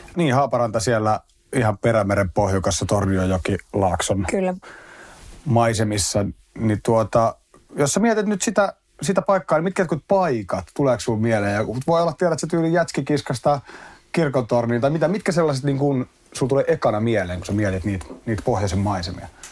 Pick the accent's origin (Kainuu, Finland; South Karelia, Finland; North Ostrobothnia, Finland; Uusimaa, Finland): Uusimaa, Finland; Espoo; mä oon asunut lähiössä Espoon puolella niin kuin mm. lapsuuden tuossa Tapiolassa